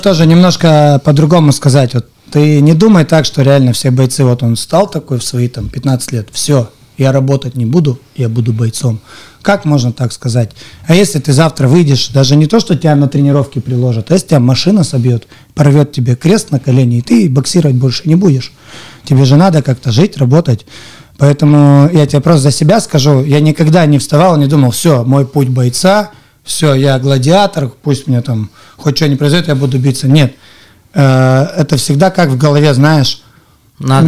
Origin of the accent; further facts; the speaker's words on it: Surgut, Khanty-Mansi Autonomous Okrug, Russia; moved away as an adult; now in Yekaterinburg, Russia; я из Сургута